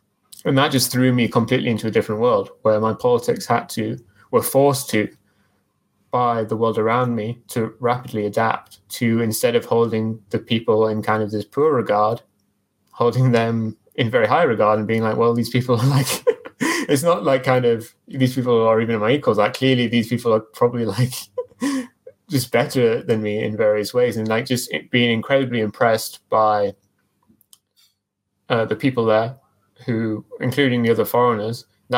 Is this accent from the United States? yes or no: no; England, United Kingdom; I'm not going to support England at the World Cup, even though I'm English.